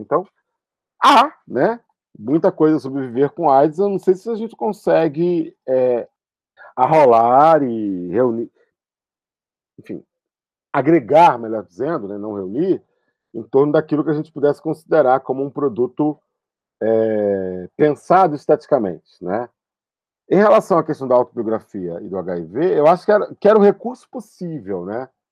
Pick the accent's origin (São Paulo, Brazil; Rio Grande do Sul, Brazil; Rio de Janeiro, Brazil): Rio de Janeiro, Brazil; São Gonçalo; also born or lived in Niterói; eu sou de Niterói, e, mas vivi grande parte da minha vida em São Gonçalo, que é uma cidade ao lado, lá no Rio de Janeiro